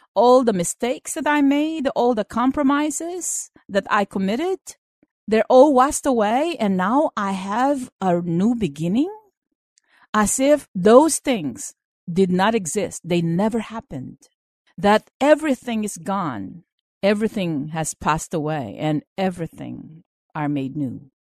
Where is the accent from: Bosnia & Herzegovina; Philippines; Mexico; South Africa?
Philippines; moved away as an adult; now in United States; I was born in the Philippines and I finished school there